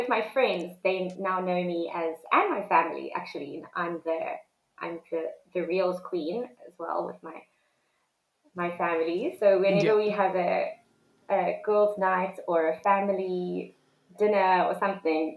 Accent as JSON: {"language": "English", "town": "Cape Town", "region": "Western Cape", "country": "South Africa", "tie": "born or raised there", "also_born_or_lived": "South Korea", "said": "I grew up in Cape Town"}